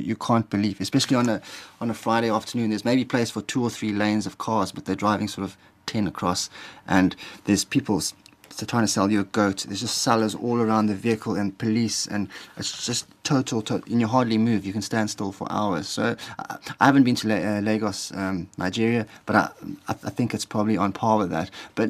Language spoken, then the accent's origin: English; Pretoria, Gauteng, South Africa; moved away; also born or lived in Cape Town; I was born in Pretoria